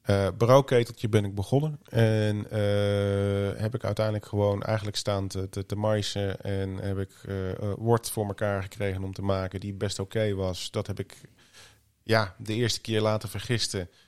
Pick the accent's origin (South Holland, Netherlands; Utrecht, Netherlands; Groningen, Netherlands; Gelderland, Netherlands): Gelderland, Netherlands; Arnhem; ik ben geboren Arnhemmer, ben in Arnhem begonnen.